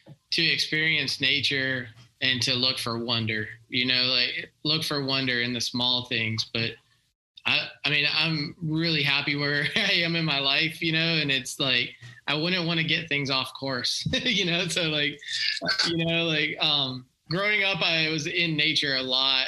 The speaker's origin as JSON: {"language": "English", "town": "Tampa", "region": "Florida", "country": "United States", "tie": "born or raised there", "said": "I grew up in Tampa, Florida, so like I was always at the ocean"}